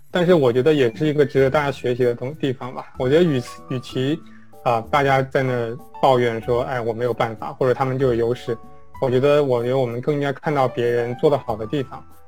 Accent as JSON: {"language": "Chinese", "country": "China", "moved": "as an adult", "lives_now": "United States", "said": "我们中国人吧，其实就有，啊，会，会有这个劣势"}